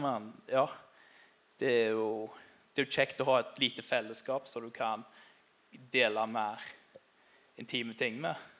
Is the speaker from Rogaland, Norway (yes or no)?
yes; Karmøy, Rogaland, Norway; moved away as an adult; now in Grimstad, Norway; som du hører, så er ikke jeg sørlending. Jeg kommer fra ei øy som heter Karmøy utenfor Haugesund